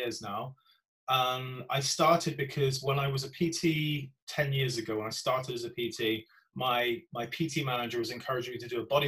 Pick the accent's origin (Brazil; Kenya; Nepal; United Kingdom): United Kingdom; Gloucester, South West England; my hometown of Gloucester